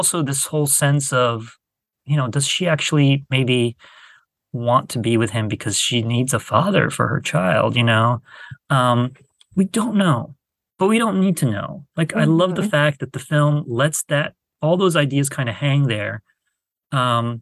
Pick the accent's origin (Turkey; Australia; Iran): Turkey; I'm from Turkey